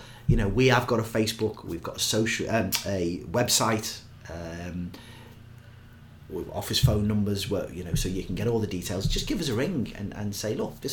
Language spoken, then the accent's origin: English; Liverpool, North West England, United Kingdom; I'm a Scouser